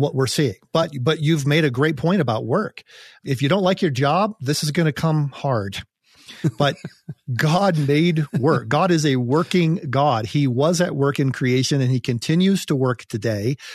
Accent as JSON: {"language": "English", "country": "United States", "said": "as an American"}